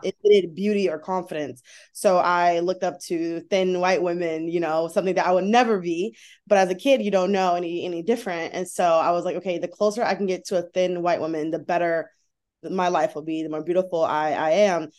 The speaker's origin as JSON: {"language": "English", "country": "United States", "said": "I'm an American"}